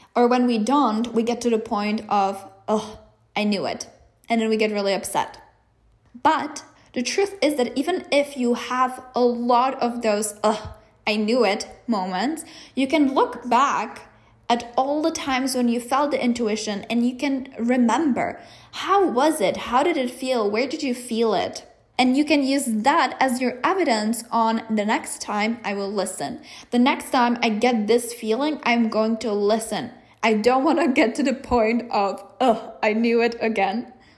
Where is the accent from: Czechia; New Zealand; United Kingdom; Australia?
Czechia; moved away as an adult; I am from the Czech Republic. So I knew that eventually I was going to go back